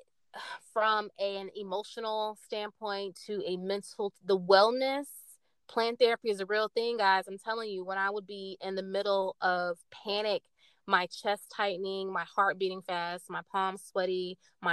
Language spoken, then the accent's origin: English; Tallahassee, Florida, United States; now in Orlando, United States; I was raised in Tallahassee. Elementary to high school, Tallahassee, Florida